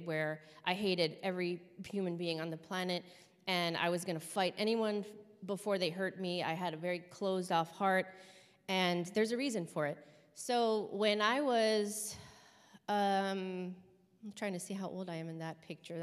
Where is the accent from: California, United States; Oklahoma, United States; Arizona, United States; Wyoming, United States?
California, United States; Los Angeles; also born or lived in Hawthorne, California / Torrance, California; I was born in 1981 in Los Angeles, California